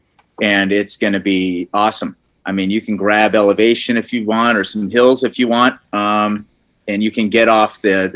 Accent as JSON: {"language": "English", "region": "Southern California", "country": "United States", "tie": "born or raised there", "moved": "yes", "lives_now": "Michigan, United States", "said": "I grew up in Southern California where we had awesome roads"}